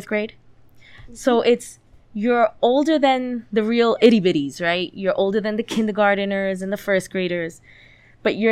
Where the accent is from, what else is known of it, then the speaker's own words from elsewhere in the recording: New York City, New York, United States; moved away as an adult; now in Middletown, United States; I'm from Middletown. Well, I'm from the Bronx, but I live in Middletown